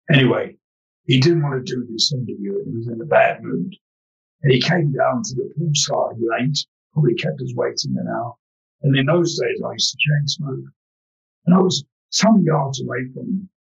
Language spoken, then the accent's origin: English; London, United Kingdom; because I'm an East London boy, you know. We were poor, but at least we had good manners.